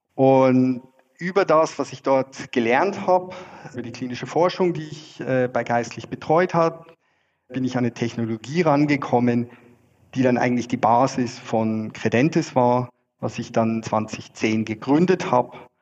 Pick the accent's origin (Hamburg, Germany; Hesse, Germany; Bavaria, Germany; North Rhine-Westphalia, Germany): Bavaria, Germany; Freising; moved away as an adult; also born or lived in Scotland / Zurich, Switzerland; now in Switzerland; Ich komme ursprünglich aus Freising äh, in der Nähe von München bin dort aufgewachsen